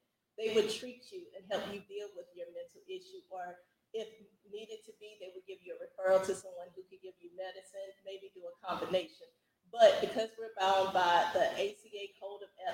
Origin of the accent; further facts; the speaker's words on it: South Carolina, United States; also born or lived in Florence, South Carolina; Originally from Captain Coast, South Carolina.